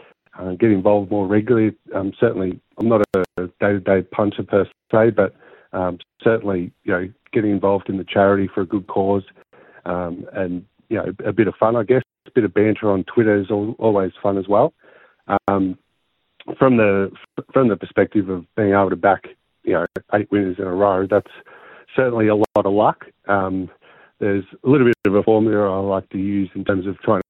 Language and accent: English; Australia; Growing up in the Gympie